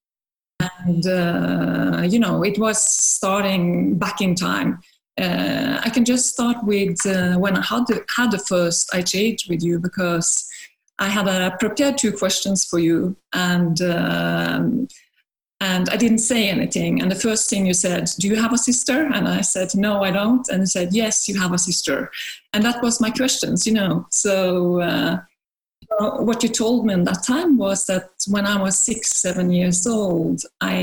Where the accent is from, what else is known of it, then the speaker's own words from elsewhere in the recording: Norway; now in France; I'm from Norway, but living in France.